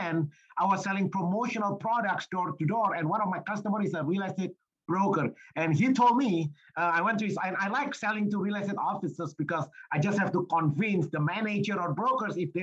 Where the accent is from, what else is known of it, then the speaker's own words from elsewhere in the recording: Indonesia; moved away as an adult; I was born and raised in Indonesia